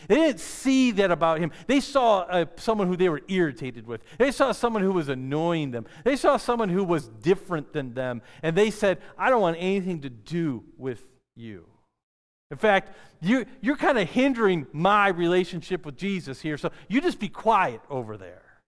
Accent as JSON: {"language": "English", "town": "Detroit", "region": "Michigan", "country": "United States", "tie": "born or raised there", "said": "I grew up in the city. I grew up in Detroit area, Michigan"}